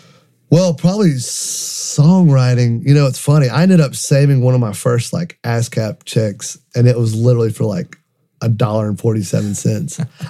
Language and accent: English; North Carolina, United States; also born or lived in Lynchburg, Virginia; So we grew up in North Carolina. All my family's in Lenore and Boone, North Carolina, in the mountains, and grew up in a very musical family.